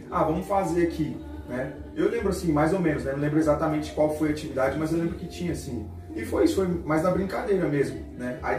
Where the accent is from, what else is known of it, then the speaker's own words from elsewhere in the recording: São Paulo, Brazil; eu sou aqui do Grajaú, sou aqui do Grajaú mesmo, moro ali no Parquezinho Sapocaia, um salve pra todo mundo de lá, Cantinho do Céu, Monte Verde, tamo junto.